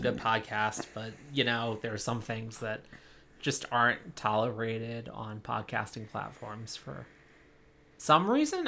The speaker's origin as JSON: {"language": "English", "region": "East Coast", "country": "United States", "moved": "yes", "said": "I'm originally from the East Coast"}